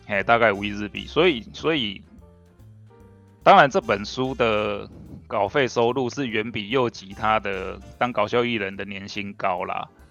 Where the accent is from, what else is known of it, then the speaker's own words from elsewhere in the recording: Taiwan; 我们台湾人